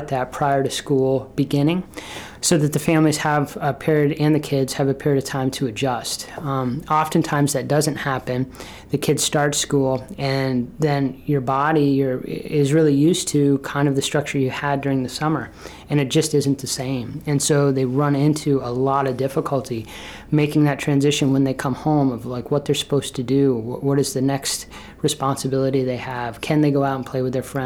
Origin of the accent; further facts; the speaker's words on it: Burlington, Vermont, United States; moved away as an adult; now in Brunswick, United States; I grew up in Burlington, Vermont